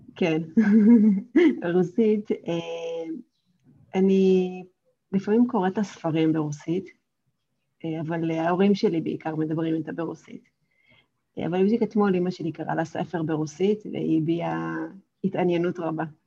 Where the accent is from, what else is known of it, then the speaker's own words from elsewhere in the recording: Kokand, Fergana Region, Uzbekistan; first language Russian; Hebrew is a second language; now in Israel; גדלתי באוזבקיסטן